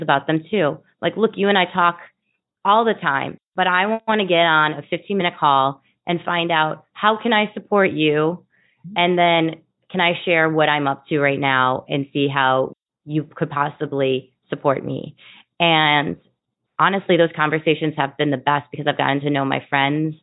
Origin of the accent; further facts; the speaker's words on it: Wisconsin, United States; moved away as an adult; now in Chicago, United States; I'm from Wisconsin, but I've been living in Chicago for 15 years